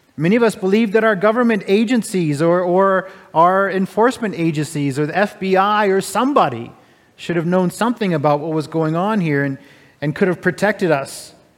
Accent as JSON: {"language": "English", "country": "United States", "moved": "yes", "lives_now": "Canada", "said": "I'm an American"}